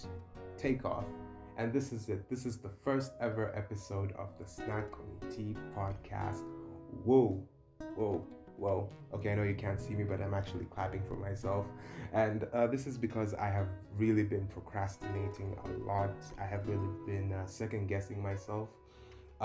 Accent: Dar es Salaam, Tanzania; moved away as an adult; now in Nairobi, Kenya; I'm originally from Dar es Salaam, Tanzania. I was born and raised there. I grew up there.

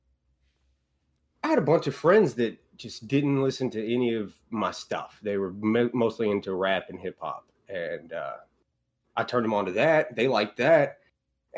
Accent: Huxley, Texas, United States; the family farm in deep east Texas. A little bitty town called Huxley.

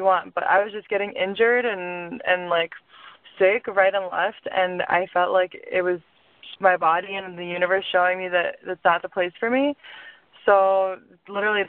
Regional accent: Lithuania; also born or lived in suburbs of Chicago, United States / New York, United States; now in Chicago, United States; So originally, I was born in Lithuania. And I moved to the suburbs of Chicago in, 2003, around May. And I, went to high school there.

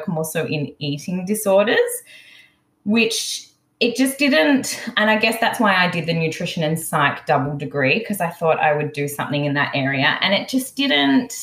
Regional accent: Melbourne, Victoria, Australia; I'm originally from Melbourne. I was born in Melbourne 30 plus years ago, around 36

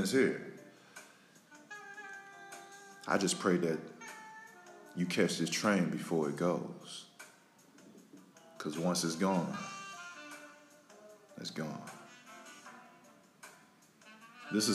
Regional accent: Florida, United States; I'm from Florida.

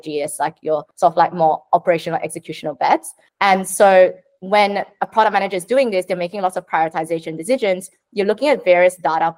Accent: Sydney, New South Wales, Australia; I'm from Sydney

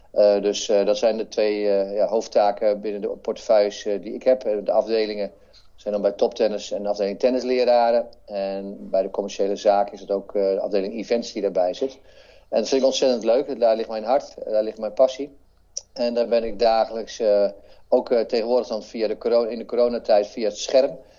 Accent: Netherlands; hier waar ik vandaan kom, eh, uit, uit Heren

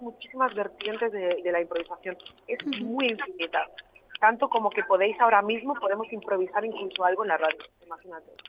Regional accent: a town in Barcelona, Catalonia, Spain; yo soy de un pueblo de Barcelona

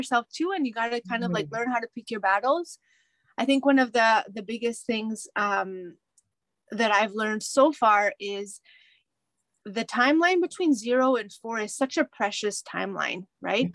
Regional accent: Mexico; now in Canada; I grew up in Mexico, my mom spoke to us in English

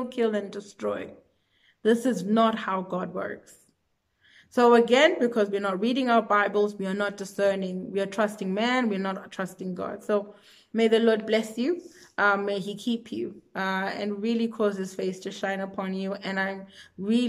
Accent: South Africa; I'm from South Africa

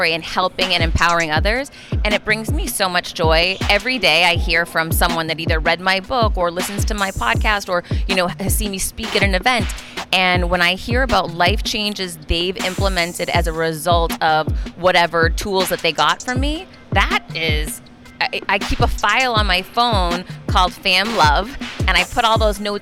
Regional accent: Worcester, Massachusetts, United States; I grew up really poor in Worcester, Massachusetts

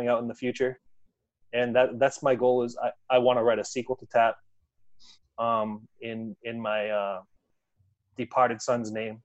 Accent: Worcester, Massachusetts, United States; I'm born and raised Worcester, Massachusetts

